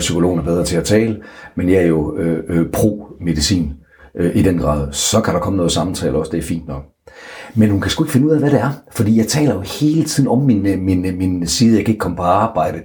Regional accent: Aalborg, North Denmark Region, Denmark; hele min øh, tid i Aalborg, hvor jeg kommer fra

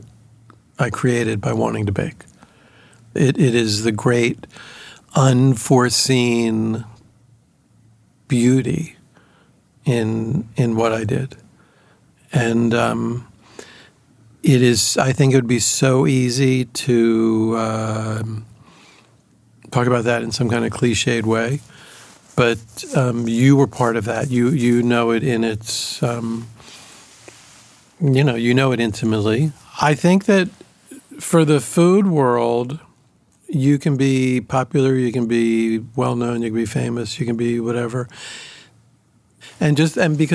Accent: Baltimore, Maryland, United States; moved away as an adult; now in New York, United States; I grew up in Baltimore, in the suburbs of Baltimore

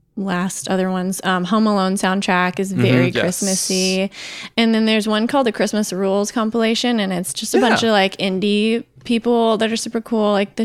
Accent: Tennessee, United States; I'm from Tennessee

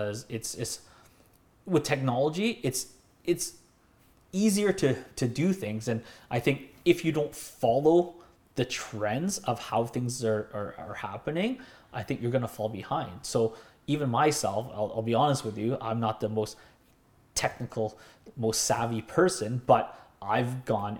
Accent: Delta, British Columbia, Canada; also born or lived in North Burnaby; now in Burnaby, Canada; I grew up in North Delta, and now I live in North Burnaby.

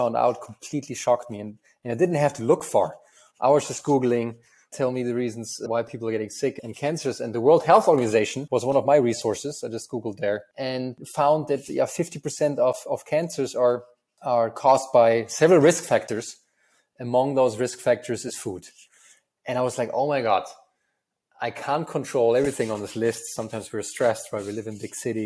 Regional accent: Germany; accent: German; English is a second language; moved away as an adult; also born or lived in United States; I'm originally from Germany, as you can tell from my terrible accent. And I come from a very small town in Germany

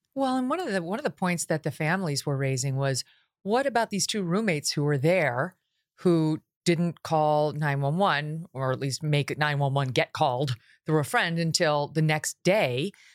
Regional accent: New York, United States; I'm from New York State

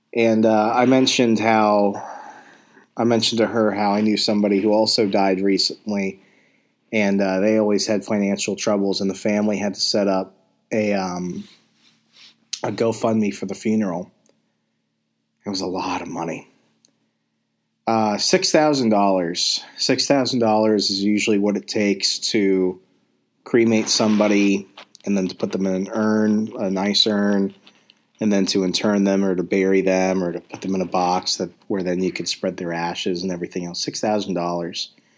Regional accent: Arizona, United States; I grew up in a small town in Arizona

